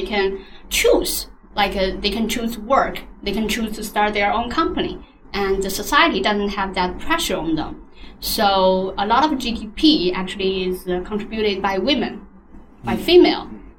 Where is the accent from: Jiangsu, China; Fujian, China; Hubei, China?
Jiangsu, China; Nanjing; now in Shanghai, China; Originally, I'm from Nanjing, a city which is like 1 or 2 hours by fast train from Shanghai.